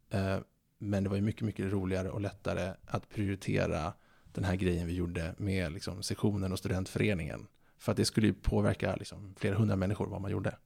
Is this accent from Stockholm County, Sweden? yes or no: yes; Stockholm, Stockholm County, Sweden; Jag är född 1986 eh, på SÖS, Södermalm i Stockholm eh, en väldigt kärleksfull uppväxt